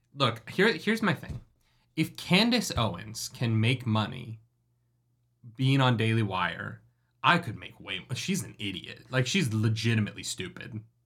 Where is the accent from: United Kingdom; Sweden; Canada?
Canada; I am a Canadian with a musical theater degree